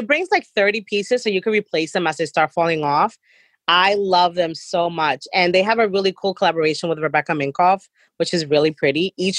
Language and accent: English; New York City, New York, United States; That was really popular when I was growing up in Jamaica.